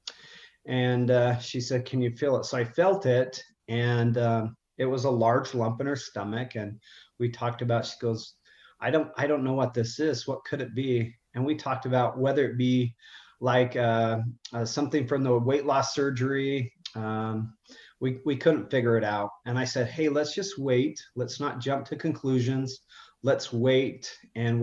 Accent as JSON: {"language": "English", "region": "Utah", "country": "United States", "tie": "born or raised there", "said": "I'm from Utah, so I'm born and raised, and I don't live too far from my family"}